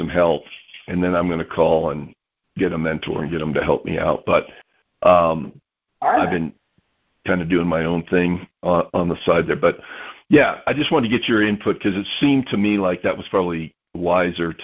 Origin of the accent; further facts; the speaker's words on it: Florida, United States; now in Utah, United States; I'm originally from Florida, so Jacksonville's kind of my stomping ground